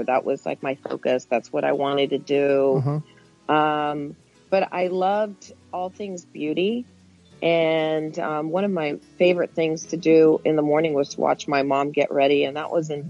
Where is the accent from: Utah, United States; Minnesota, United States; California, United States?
California, United States; also born or lived in Mexico; I was made in Mexico, and I was born in the United States, California.